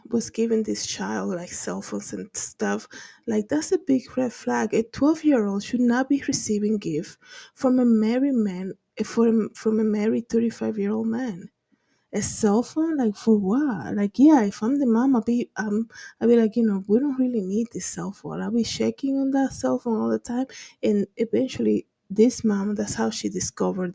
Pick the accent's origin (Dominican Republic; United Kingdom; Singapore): Dominican Republic; growing up in the Dominican Republic in low income